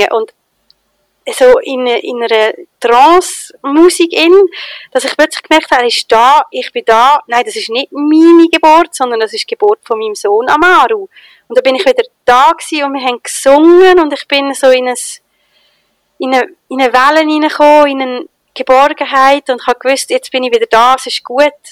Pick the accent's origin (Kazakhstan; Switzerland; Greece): Switzerland; Ich als Schweizerin habe doch keine Ahnung, wie man sinnlich tanzt.